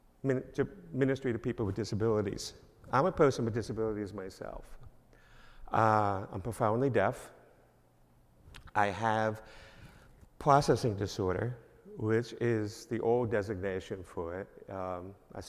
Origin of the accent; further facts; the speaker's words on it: East Islip, New York, United States; moved away as an adult; now in Michigan, United States; I'm originally from New York, a little town on Long Island, 30 miles east of New York City, called East Islip.